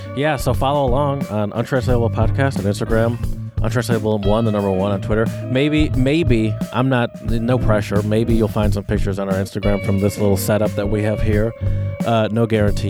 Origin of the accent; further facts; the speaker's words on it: Clarkston, Michigan, United States; I roughly grew up around here back when I was a kid. I grew up in Clarkston.